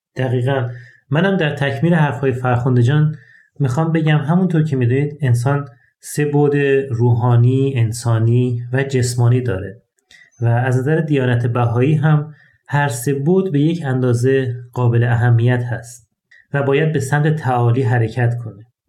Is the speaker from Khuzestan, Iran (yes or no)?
yes; Ahvaz, Khuzestan, Iran; در شهر اهواز یکی از گرمترین شهرهای ایران توی خانواده مسلمان به دنیا اومدم